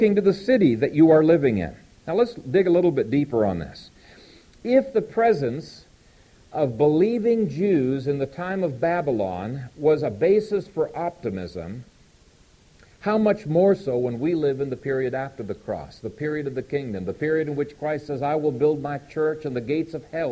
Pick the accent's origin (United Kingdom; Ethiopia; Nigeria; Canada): Ethiopia; moved away; the country I grew up in Ethiopia